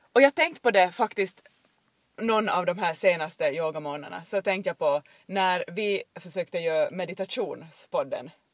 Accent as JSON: {"language": "Swedish", "town": "Jakobstad", "region": "Ostrobothnia", "country": "Finland", "tie": "born or raised there", "said": "jag är uppväxt här eh, i Jakobstadstrakten, i bibelbältet"}